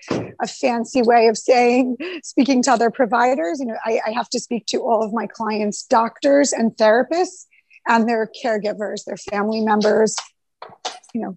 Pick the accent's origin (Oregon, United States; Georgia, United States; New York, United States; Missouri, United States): New York, United States; Rockland County; I grew up in Rockland County